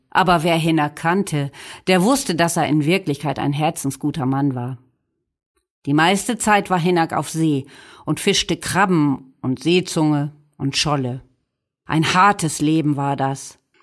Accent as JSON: {"language": "German", "town": "Dornum", "region": "Lower Saxony", "country": "Germany", "said": "Bei uns in Dornum"}